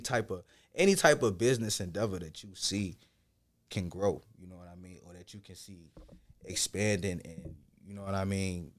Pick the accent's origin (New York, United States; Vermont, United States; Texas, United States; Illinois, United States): Illinois, United States; Chicago; also born or lived in Ghana; growing up in Chicago